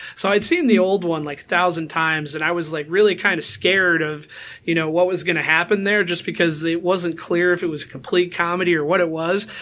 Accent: Grand Rapids, Michigan, United States; born or raised there

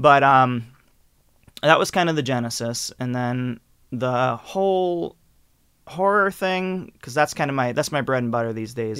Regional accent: Eliot, Maine, United States; I grew up in, uh, Elliott, Maine

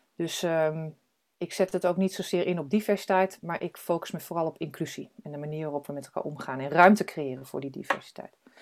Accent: Drenthe, Netherlands; moved away; also born or lived in United States / Arnhem / Amsterdam; Ik ben geboren in Drenthe

